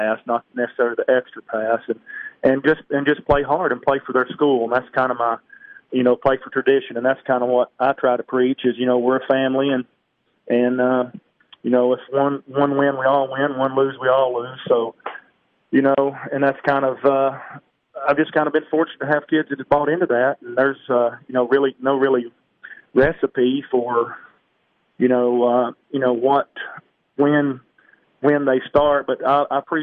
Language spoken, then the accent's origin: English; Pickett County, Tennessee, United States; also born or lived in Livingston, Tennessee; I grew up in Pickett County